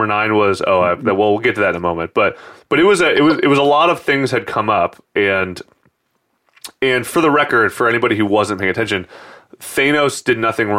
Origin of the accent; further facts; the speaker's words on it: San Francisco, California, United States; Growing up in San Francisco.